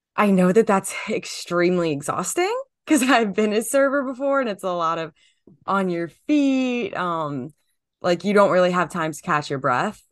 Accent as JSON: {"language": "English", "region": "New Jersey", "country": "United States", "said": "I'm from New Jersey"}